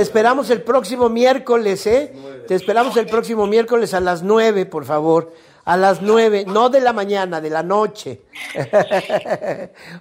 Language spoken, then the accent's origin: Spanish; Carrizal, Veracruz, Mexico; en Carrizal Carrizal, Veracruz, que es mi pueblo de mm. origen